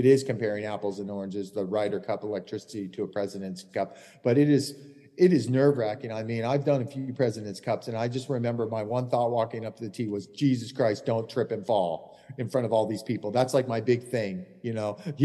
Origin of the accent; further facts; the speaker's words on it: United States; I'm American through and through